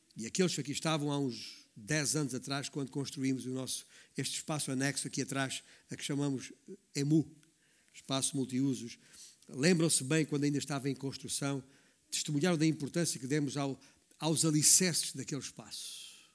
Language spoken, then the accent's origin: Portuguese; Baixo Alentejo, Portugal; a província onde eu, onde eu nasci, o Baixo Alentejo